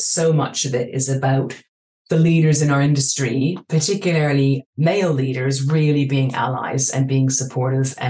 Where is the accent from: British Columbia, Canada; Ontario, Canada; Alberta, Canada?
British Columbia, Canada; Vancouver; moved away as an adult; also born or lived in Hong Kong; now in London, United Kingdom; I grew up in Vancouver